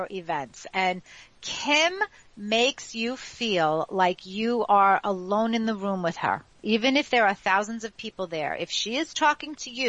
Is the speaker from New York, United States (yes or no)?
yes; New York City, New York, United States; the block that I grew up in Ozone Park, Queens